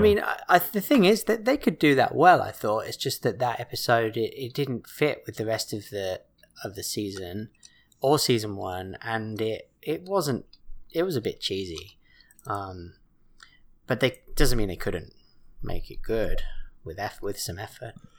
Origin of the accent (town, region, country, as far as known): England, United Kingdom; born or raised there; moved away